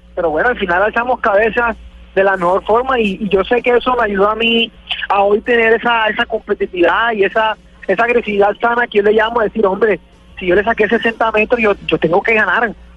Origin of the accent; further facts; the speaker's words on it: Colombia; mi tierra